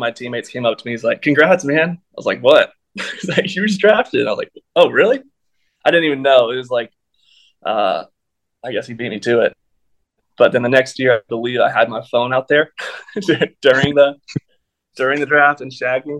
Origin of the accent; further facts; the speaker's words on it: Texas, United States; also born or lived in Anaheim, California; I wasn't even one yet when I moved to Texas. So, I mean, I have family in California. I go there quite a bit, but I was raised in Texas. I consider myself a Texan